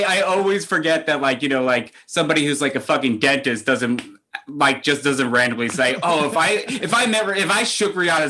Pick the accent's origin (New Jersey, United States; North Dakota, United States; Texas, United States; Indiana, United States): New Jersey, United States; moved away as an adult; now in New York, United States; I grew up in New Jersey. I started doing comedy in New Jersey. And then I moved to New York with all of my New Jersey friends.